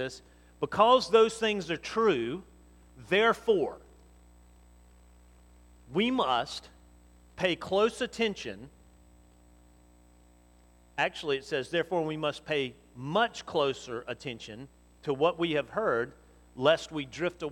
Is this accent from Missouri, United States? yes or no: no; Montgomery, Alabama, United States; I grew up in Montgomery